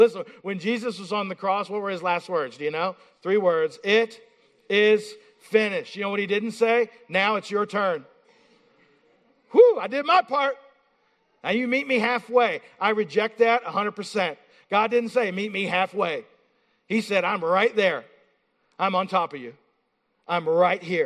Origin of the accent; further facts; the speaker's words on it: Appalachia, Eastern Kentucky, United States; now in Pennsylvania, United States; I'm from Appalachia